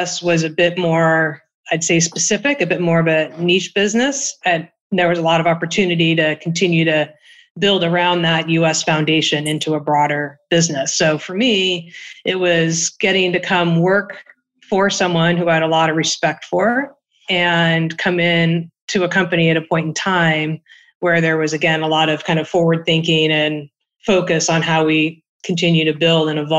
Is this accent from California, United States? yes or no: yes; California, United States; also born or lived in New York / Hong Kong; I'm from California.